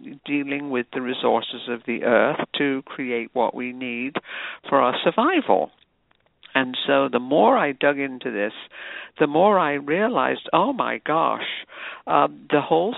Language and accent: English; United Kingdom; moved away as an adult; also born or lived in New York City; now in United States; I was an immigrant from Britain, just a newly minted U.S. citizen